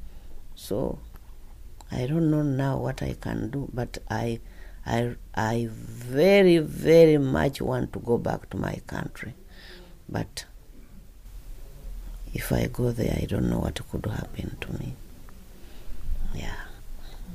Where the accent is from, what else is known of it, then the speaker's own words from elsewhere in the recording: Uganda; moved away as an adult; now in United Kingdom; I come from Uganda